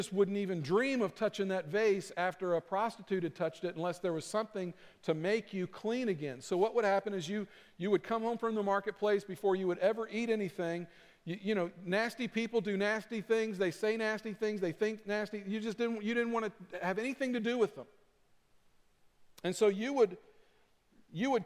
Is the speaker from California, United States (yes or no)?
no; Kentucky, United States; I'm from Kentucky.